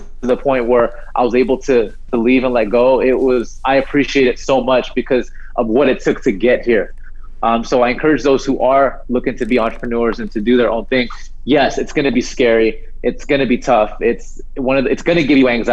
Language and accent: English; New Jersey, United States; now in San Diego, United States; I live here in San Diego, so like I grew up in New Jersey